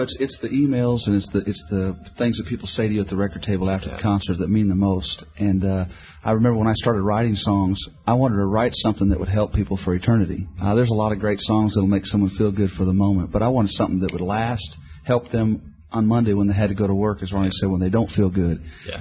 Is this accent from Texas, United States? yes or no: yes; Houston, Texas, United States; grew up in Houston, Texas. My dad was an evangelist